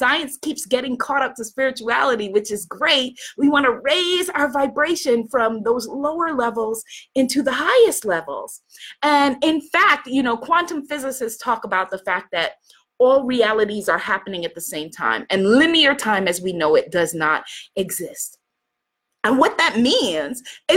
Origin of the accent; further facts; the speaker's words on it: New York, United States; I'm from New York